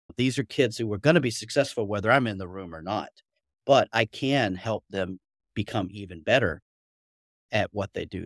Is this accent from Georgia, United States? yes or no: yes; Atlanta, Georgia, United States; moved away as an adult; now in Beijing, China; as you can tell, probably slightly from my accent, I'm originally from Atlanta, Georgia